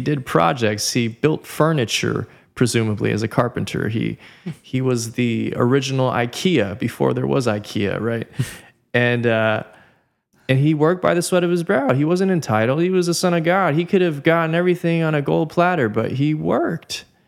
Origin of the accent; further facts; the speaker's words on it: Southern California, United States; born and raised in Southern California